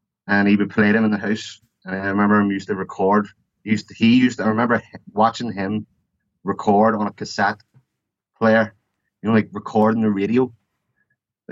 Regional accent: Belfast, Northern Ireland, United Kingdom; now in Newcastle, United Kingdom; I'm from Belfast, born and bred, and that's where I've always lived

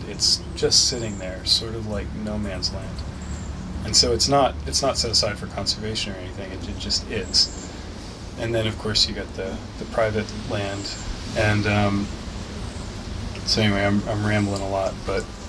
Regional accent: United States; also born or lived in Newark, Delaware; I grew up um, at the tri state where Delaware, Maryland, and Pennsylvania come together almost exactly on that point

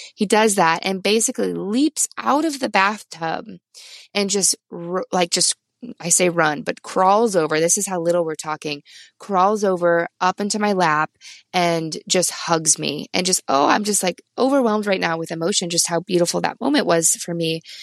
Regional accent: Midwest, United States; now in Vermont, United States; I'm from the Midwest

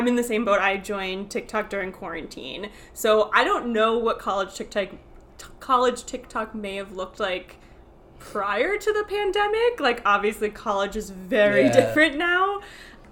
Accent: Florida, United States; moved away as an adult; also born or lived in New York; I'm from Florida originally

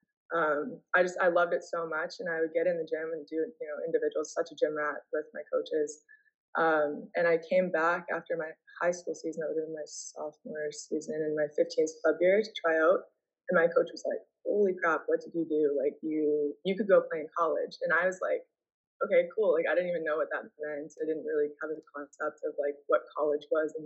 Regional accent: Seattle, Washington, United States; moved away as an adult; also born or lived in Toronto, Canada / Dartmouth; now in Vancouver, Canada; moved to Seattle, and that's where I stayed until I went to college

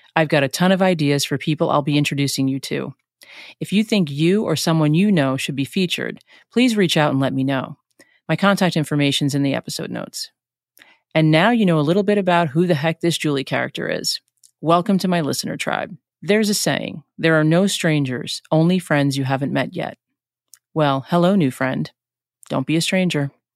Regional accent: New York City, New York, United States; now in New Jersey, United States; I'm originally from New York. I grew up in Flushing, New York

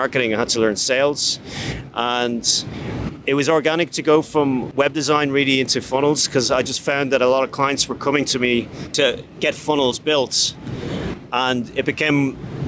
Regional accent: Dublin, Leinster, Ireland; I'm from Dublin, Ireland, and I build sales funnels

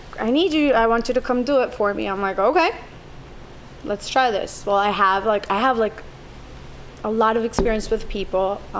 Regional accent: Miami, Florida, United States; also born or lived in Colombia / Sarasota; I was born in Colombia, raised in Miami.

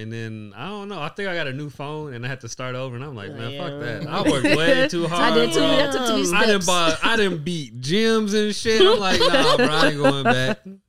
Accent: Gary, Indiana, United States; Why do people assume like because I'm from Gary? Like that's just where everything like has to be. Like hey, I literally only sleep in Gary.

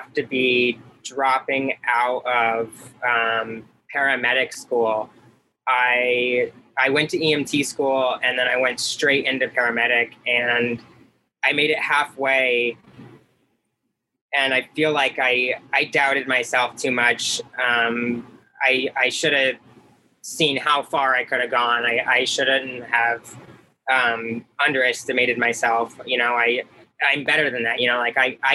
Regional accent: St. Petersburg, Florida, United States; I grew up in St. Petersburg, Florida.

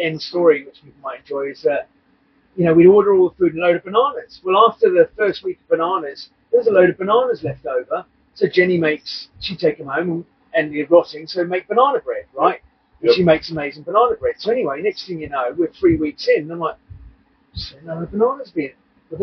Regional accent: England, United Kingdom; My family's Irish and I grew up in England

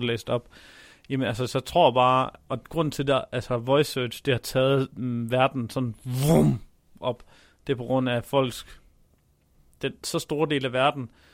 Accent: Denmark; vi som danskere

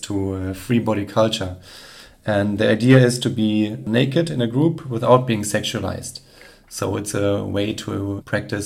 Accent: Germany; growing up in Germany or in Europe generally

